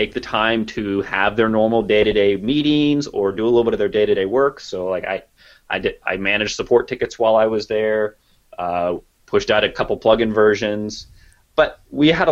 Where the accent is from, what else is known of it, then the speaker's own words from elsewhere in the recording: Kansas, United States; I'm from Kansas